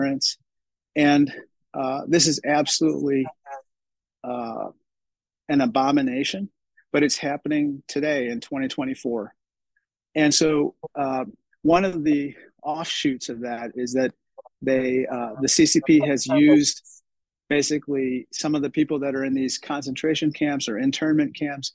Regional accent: Peoria, Illinois, United States; We're Illinoisans. I'm from Peoria, and as a Peorian at heart

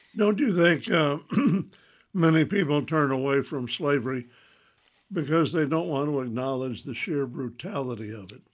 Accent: the South, United States; growing up as a Southerner

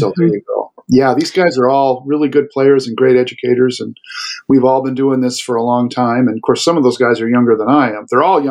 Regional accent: Mount Pleasant, Iowa, United States; So my parents moved around quite a bit, but I finally settled in junior high, at middle of the seventh grade year in Mount Pleasant, Iowa.

